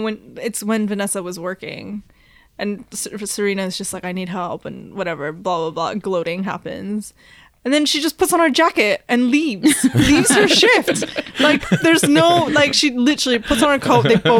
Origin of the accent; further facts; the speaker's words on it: Toronto, Ontario, Canada; Like, maybe I grew up in Toronto